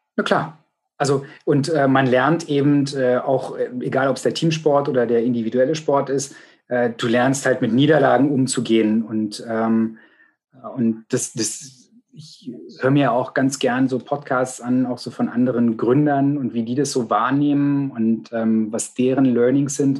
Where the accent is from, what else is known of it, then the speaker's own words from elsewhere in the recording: Potsdam, Brandenburg, Germany; ich bin gebürtiger Potsdamer